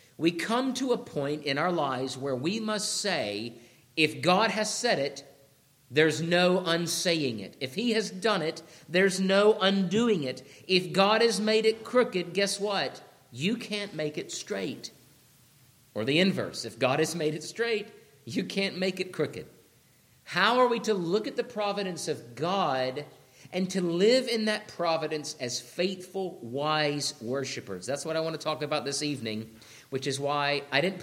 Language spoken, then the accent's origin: English; Georgia, United States; When I grew up in Georgia